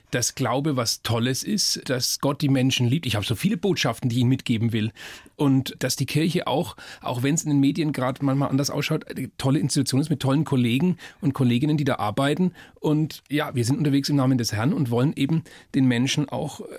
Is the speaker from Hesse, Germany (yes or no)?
no; Bavaria, Germany; wo auch das Fränkische, ich bin ja Franke, Greinen herkommt.